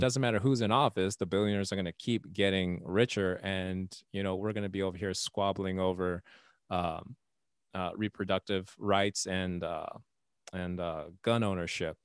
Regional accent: Texas, United States; also born or lived in Nevada; now in Indiana, United States; I grew up in Texas

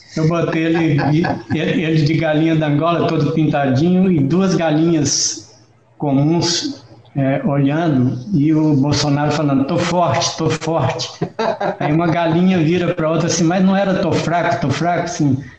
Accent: Esmeraldas, Minas Gerais, Brazil; Estou aqui em Esmeraldas, que é a cidade onde eu nasci e vivi até os 18 anos de idade

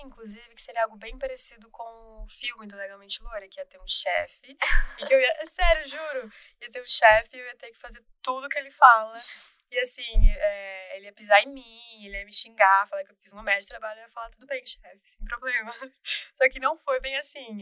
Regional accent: Salvador, Bahia, Brazil; moved away as an adult; now in São Paulo, Brazil; eu me mudei para São Paulo, porque eu não sou daqui, eu sou de Salvador.

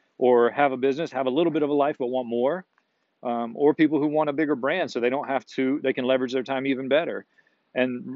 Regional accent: Myrtle Beach, South Carolina, United States; my hometown in Myrtle Beach.

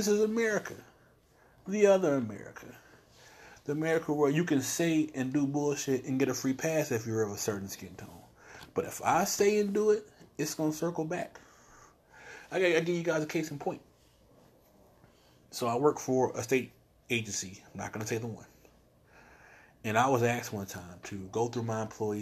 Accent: the South, United States; I was born here in the South

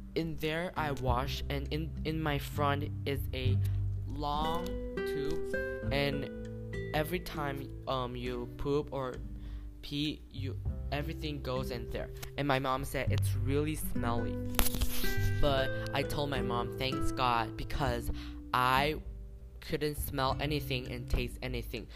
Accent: Taiwan; I'm from Taiwan.

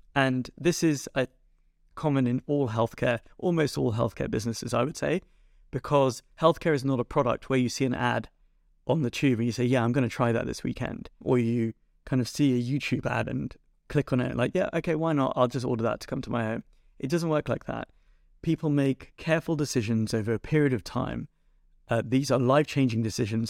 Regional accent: London, United Kingdom; I was born in North London, um, actually at Northwick Park Hospital

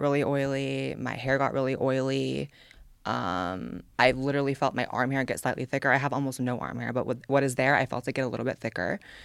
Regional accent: California, United States; born or raised there; now in Austin, United States

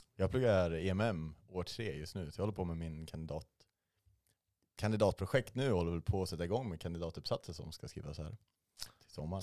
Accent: Arboga, Västmanland, Sweden; moved away; Jag är från Arboga, alldeles norr om Hjälma

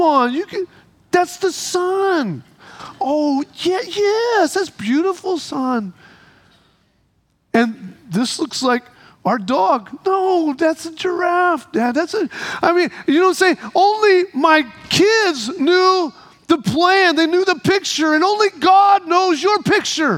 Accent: Midwest, United States; The little community we lived in where I was born in the Midwest had a little kiddie land in the park nearby, and that kiddie land had been there since I was a little kid

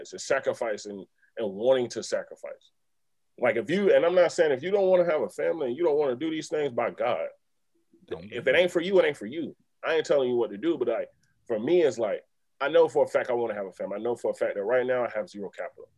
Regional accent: South Carolina, United States; I grew up in South Carolina

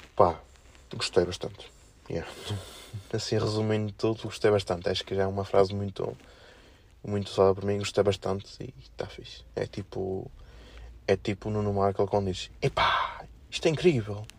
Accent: Felgueiras, Norte, Portugal; accent: felgueirense; o meu sotaque mais felgueirense, mais aqui da zona

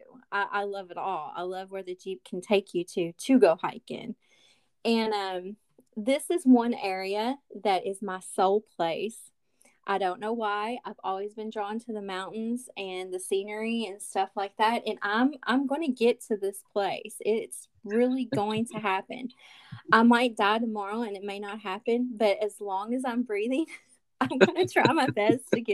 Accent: Kentucky, United States; I'm from Kentucky, y'all. I'm a Southern girl

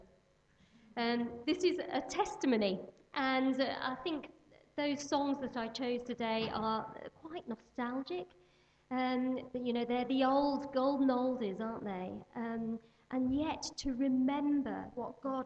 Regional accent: Birmingham, West Midlands, United Kingdom; I was born in Birmingham, so I'm a Midlander.

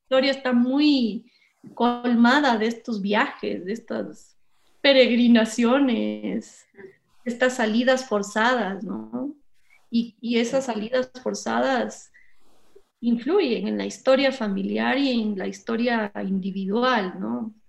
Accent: Ecuador; moved away as an adult; salí del Ecuador joven, ¿no? A los 18 años y me quedé 17. Me quedé mucho tiempo afuera y después volví

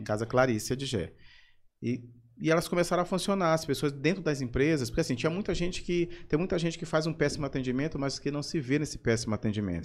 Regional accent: São Luís, Maranhão, Brazil; Eu sou da Madre Deus, nasci na Santa Casa, uhum. ali na Rua do Norte, mas fui criado na Madre Deus

